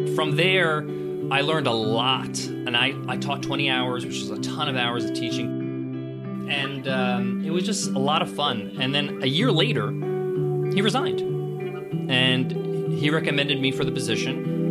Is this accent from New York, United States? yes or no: yes; Long Island, New York, United States; born or raised there